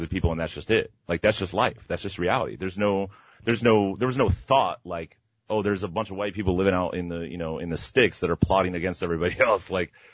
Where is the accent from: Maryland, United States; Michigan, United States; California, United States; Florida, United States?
Florida, United States; Miami; moved away; I'm from Miami originally, Miami, Florida